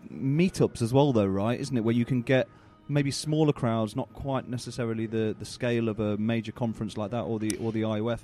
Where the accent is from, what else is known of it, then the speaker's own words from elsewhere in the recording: United Kingdom; as, as British folk